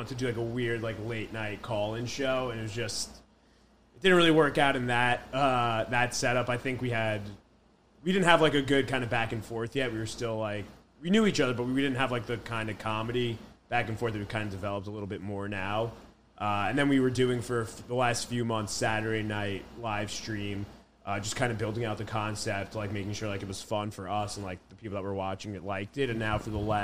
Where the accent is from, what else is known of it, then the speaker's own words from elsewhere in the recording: New Jersey, United States; I grew up in New Jersey, on the shore